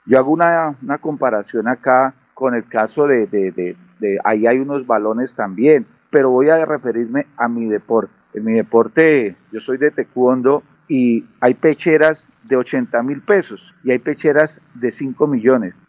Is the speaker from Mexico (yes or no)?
no; Santander, Colombia; Somos santandereanos